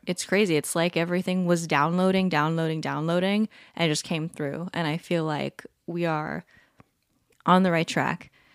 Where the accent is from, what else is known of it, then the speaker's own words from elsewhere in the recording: Palm Desert, California, United States; moved away; We are recording this episode from my hometown. We're on a little getaway, a little Airbnb in Palm Desert, California